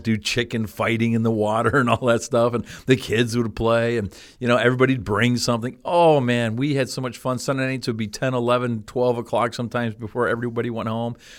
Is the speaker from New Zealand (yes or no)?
no; Canada; moved away as an adult; also born or lived in Cleveland; I grew up in Canada